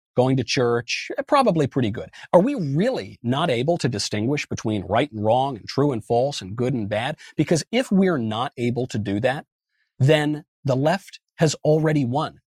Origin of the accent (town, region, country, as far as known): Westchester County, New York, United States; born or raised there; moved away; also born or lived in Los Angeles